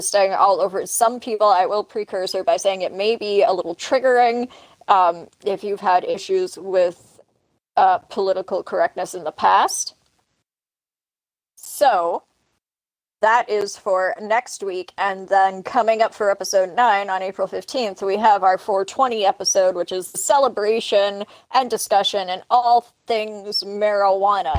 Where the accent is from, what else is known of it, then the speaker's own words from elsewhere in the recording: Canada; I'm Canadian